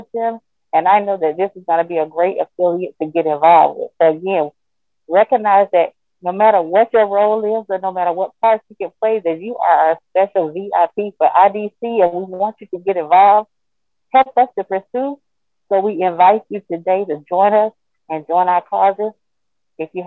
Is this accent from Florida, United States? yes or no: yes; Florida, United States; I am from Florida.